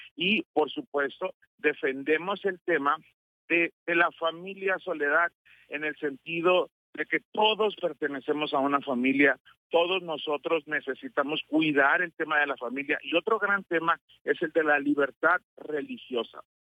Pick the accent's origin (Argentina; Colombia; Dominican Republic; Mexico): Mexico; antes que cristianos somos mexicanos